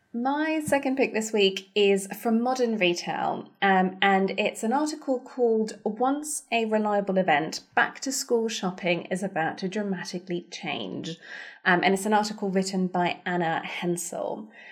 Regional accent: Germany; moved away; I grew up in Germany

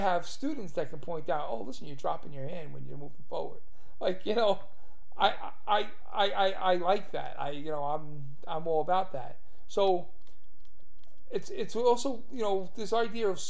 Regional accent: New York City, New York, United States; now in Staten Island, United States; I'm from Brooklyn

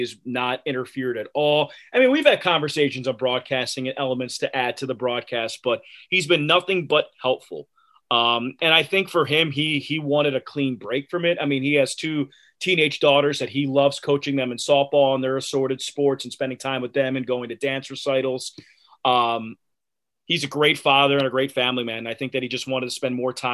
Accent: Philadelphia, Pennsylvania, United States; moved away; growing up in Philadelphia

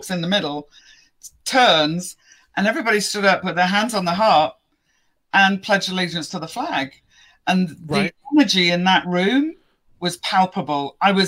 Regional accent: England, United Kingdom; I'm very patriotic when it comes to being English as well

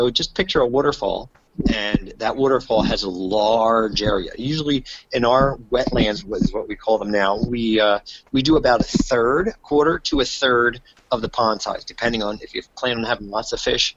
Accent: New Jersey, United States; I am from New Jersey

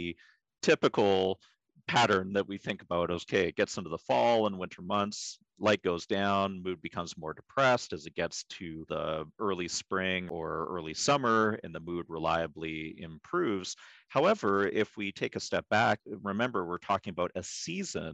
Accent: Pacific Northwest, United States; I was born and raised in the Pacific Northwest

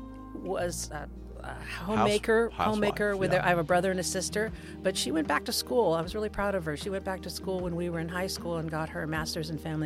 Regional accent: Livermore, California, United States; Elementary, middle, and high school, Livermore High. Go Cowboys.

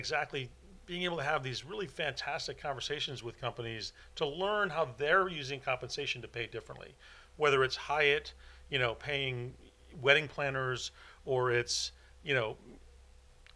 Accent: Silicon Valley, California, United States; growing up in the Silicon Valley where some of the greatest companies in the world, you know, were born. And certainly as a young person growing up and seeing all the companies that were there

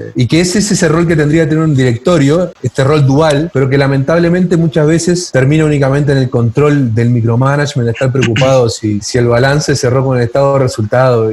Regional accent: Uruguay; moved away as an adult; now in Chile; yo soy uruguayo y yo todavía recuerdo, hace mucho tiempo trabajar en el sector financiero en Uruguay

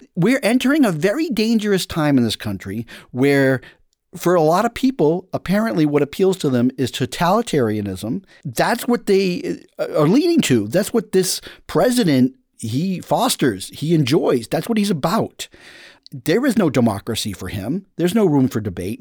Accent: United States; I'm an American

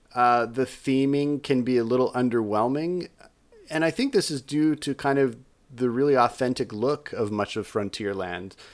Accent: Utah, United States; my home state of Utah

